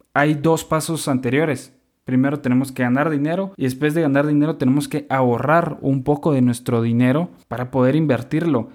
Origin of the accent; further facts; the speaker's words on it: Guatemala; also born or lived in Monterrey, Mexico; now in Mexico; soy guatemalteco